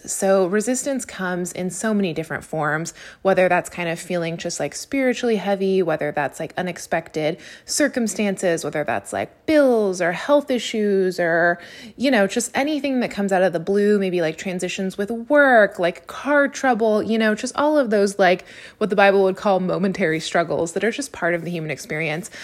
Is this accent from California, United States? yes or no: yes; Napa, California, United States; moved away as an adult; now in Los Angeles, United States; my hometown of Napa